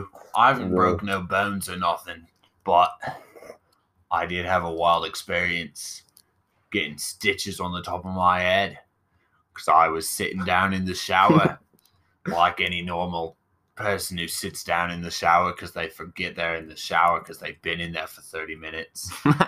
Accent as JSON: {"language": "English", "country": "Australia", "said": "No, I'm Australian."}